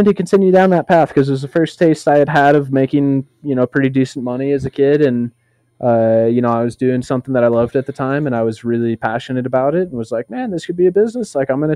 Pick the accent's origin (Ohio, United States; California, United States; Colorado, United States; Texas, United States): Colorado, United States; Boulder; I am from Boulder, Colorado, in the United States